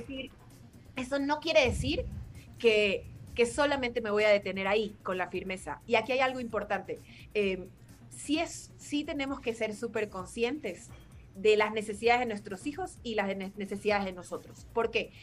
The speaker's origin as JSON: {"language": "Spanish", "country": "Ecuador", "moved": "yes", "lives_now": "Mexico", "said": "Yo soy de Ecuador, pero vivo en México"}